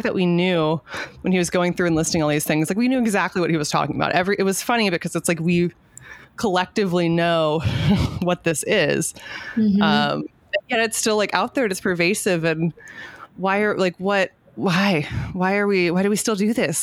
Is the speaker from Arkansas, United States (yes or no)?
no; Southern California, United States; I'm from Southern California.